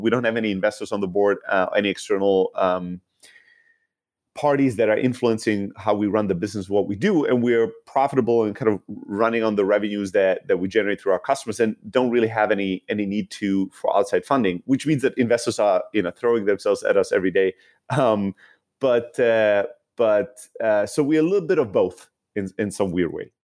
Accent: Germany; moved away as an adult; also born or lived in Greece / San Francisco, United States; now in United States; originally from Greece, uh, born and raised in Germany, and then came to the U S, uh, I think fourteen years ago now

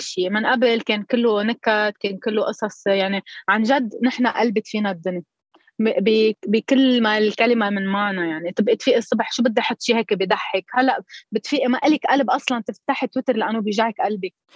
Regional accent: Koura, North Governorate, Lebanon; accent: Koura dialect; هيدي هي اللهجه الاساس تبع اهل الكوره

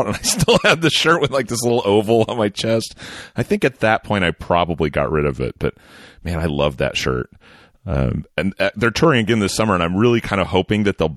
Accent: Oklahoma, United States; moved away; also born or lived in California; growing up in Western Oklahoma, I didn't have a lot of access to actual shows. Um, but then we moved to California, my options opened up a little bit.

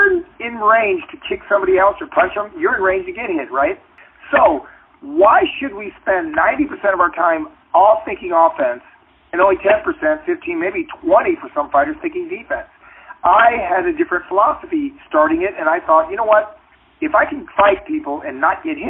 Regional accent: Cocoa Beach, Florida, United States; moved away as an adult; also born or lived in Illinois; now in Los Angeles, United States; I grew up in Florida at a time when they had segregation

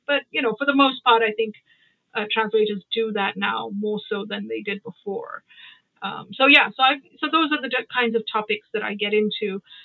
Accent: Mumbai, Maharashtra, India; moved away; also born or lived in United Kingdom / United States; I grew up in Bombay, uh, and I went to boarding school in Bombay.

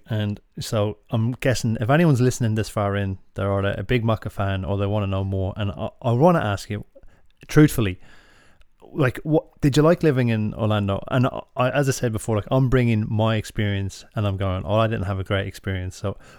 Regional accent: Ireland; And then I suppose we've got, like, just as Irish are, we don't often say the thing we want to say.

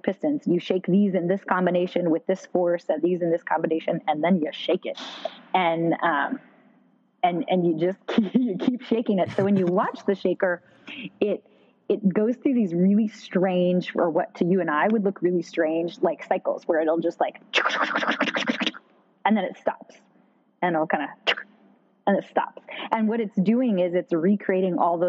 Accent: Pacific Northwest, United States; I grew up in the Pacific Northwest, and we've got some great mountain ranges.

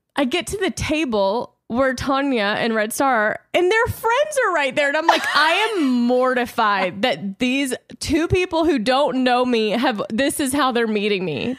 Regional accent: Louisiana, United States; now in Los Angeles, United States; growing up in Louisiana

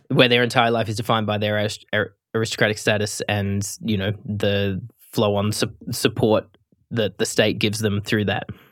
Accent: Australia; as an Australian

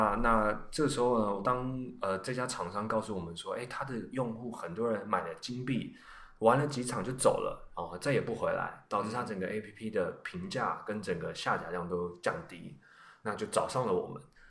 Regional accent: Taiwan; 呃，我来自台湾，然后我是现在 UX Testing 创业团队执行长。

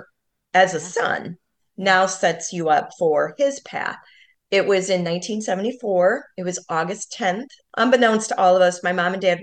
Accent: United States; we grew up and we're from the Quad Cities, and it's on the border of Iowa and Illinois

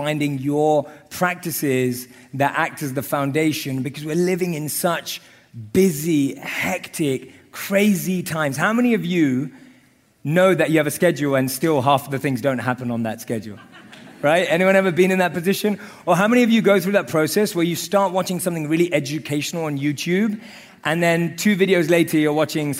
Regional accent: London, United Kingdom; I grew up in London.

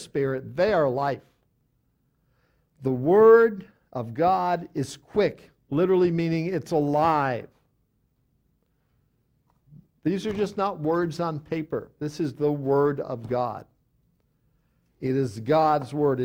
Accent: outside of New York City, United States; I grew up outside of New York City

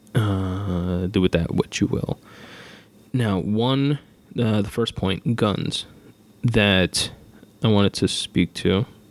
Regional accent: New York, United States; I'm from New York

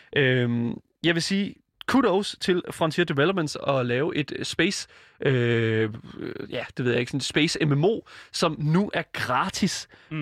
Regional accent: Denmark; Jeg er også fra Jylland

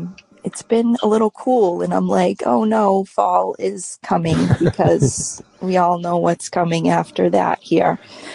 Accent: Massachusetts, United States; moved away as an adult; now in New Hampshire, United States; I know I grew up in Massachusetts. We moved to New Hampshire a little over 5 years ago.

